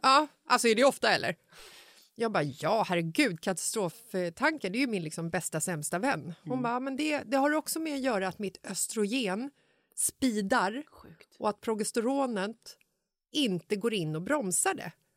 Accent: Stockholm, Stockholm County, Sweden; I Bagarmossen, där jag är uppvuxen

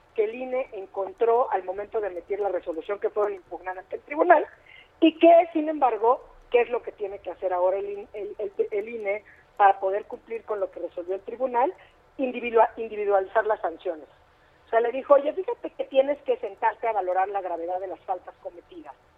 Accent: Mexico; como mexicanas y como mexicanos

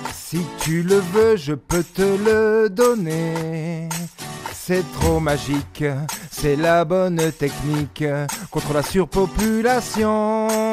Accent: France; on est français

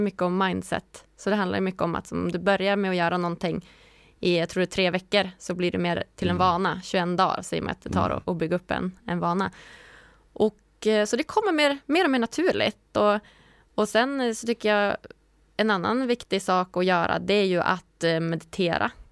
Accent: Umeå, Västerbotten County, Sweden; moved away as an adult; also born or lived in Stockholm / Gothenburg / Malmö / Lund; jag är från Umeå

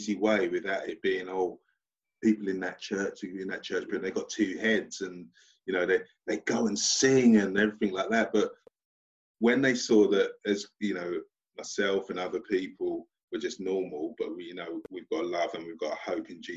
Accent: London, United Kingdom; moved away; also born or lived in Portsmouth; from Stratford, East London, lived in the 17th floor of a block of flats.

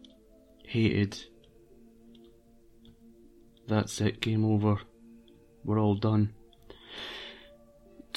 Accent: Brechin, Scotland, United Kingdom; also born or lived in Edinburgh / Dunkeld, Perthshire; now in London, United Kingdom; my hometown, Brechin

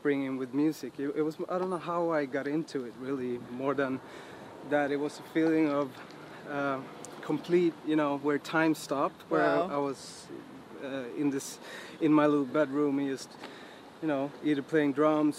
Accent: Sundsvall, Västernorrland County, Sweden; also born or lived in Stockholm; I was born in Stockholm, but I was raised up in Sundsvall, actually, which is in the middle parts of Sweden.

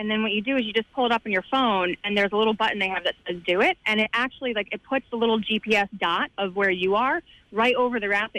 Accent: New Jersey, United States; I'm from New Jersey, so I'm from, you know, East Coast.

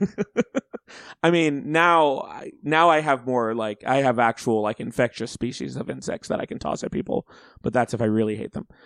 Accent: Auburn, Alabama, United States; I grew up in Alabama

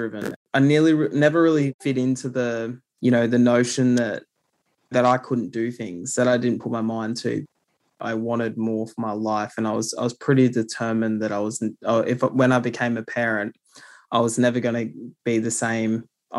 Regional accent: New South Wales, Australia; also born or lived in South Coast, New South Wales / Tumby Bay, South Australia / Bungonia, New South Wales; I grew up in the Illawarra region of New South Wales, and the South Coast is where I was born, but I also spent time in Tumby Bay in South Australia. And I also spent time in Bungonia, which is in the central Tablelands of New South Wales.

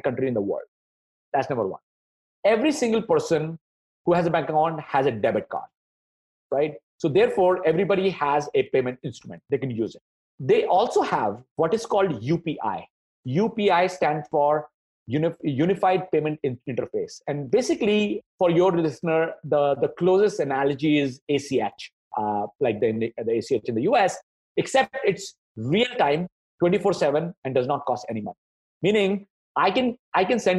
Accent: India; moved away as an adult; also born or lived in New York, United States / Ann Arbor, United States; I grew up in India, then went to the US to go to grad school

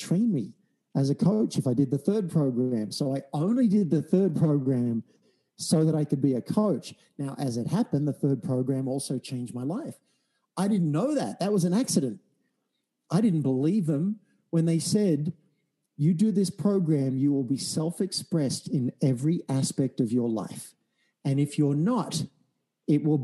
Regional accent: Australia; I'm an Australian from a country town

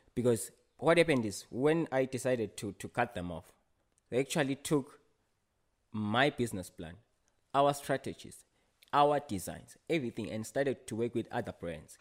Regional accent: Ngowane, Hhohho, Eswatini; I grew up at a place called Ngowane

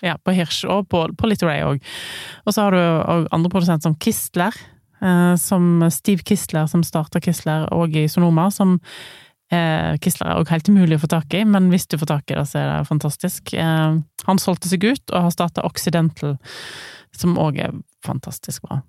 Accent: Western Norway, Norway; hjemme på Vestlandet.

